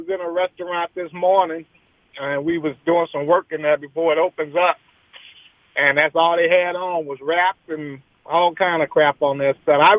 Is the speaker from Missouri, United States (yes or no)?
yes; St. Louis, Missouri, United States; moved away; I grew up in the North.